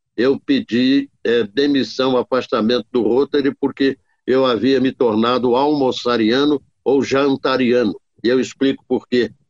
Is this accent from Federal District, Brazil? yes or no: no; Barra do Piraí, Rio de Janeiro, Brazil; now in Barra Mansa, Brazil; Eu sou natural de Barra do Piraí, uma cidade bem próxima aqui da nossa região de Volta Redonda e Barra Mansa, e estou em Volta, estou em Barra Mansa desde 1972